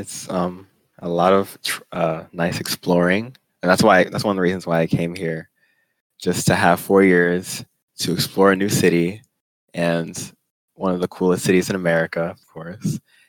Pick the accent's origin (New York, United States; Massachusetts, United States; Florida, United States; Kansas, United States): Florida, United States; Tampa; moved away as an adult; now in Washington, D.C., United States; I'm from Tampa, Florida.